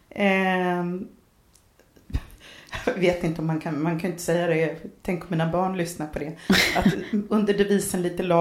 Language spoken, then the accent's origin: Swedish; Norrköping, Östergötland, Sweden; also born or lived in Stockholm; now in Katrineholm, Sweden; Jag är uppvuxen i Norrköping.